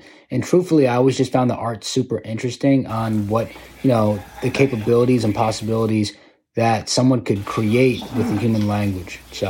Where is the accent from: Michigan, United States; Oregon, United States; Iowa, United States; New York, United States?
New York, United States; Yes, I'm an Asian American rapper. I'm from New York